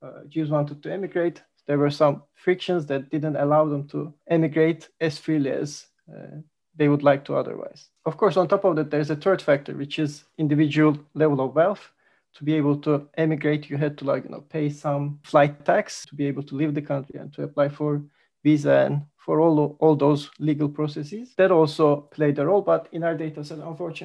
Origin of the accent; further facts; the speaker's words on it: Turkey; now in London, United Kingdom; I'm from Turkey